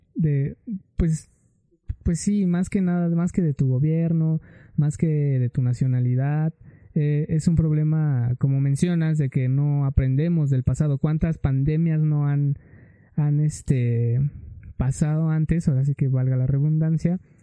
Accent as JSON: {"language": "Spanish", "country": "Mexico", "said": "yo como mexicano que sí amo mi país"}